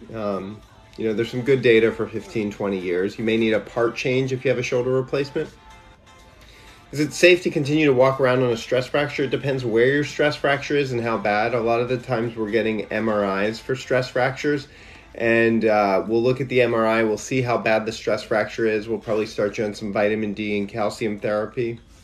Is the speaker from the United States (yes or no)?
yes; Louisiana, United States; moved away; also born or lived in Shreveport / New Orleans; I grew up in Louisiana